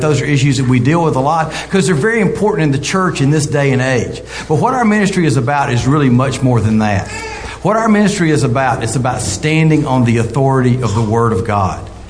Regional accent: American South, United States; accent: southern (Gomer Pyle-like)

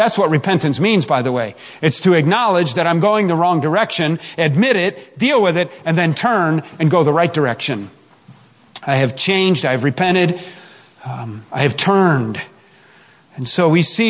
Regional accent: Chicago, Illinois, United States; I grew up in South Chicago

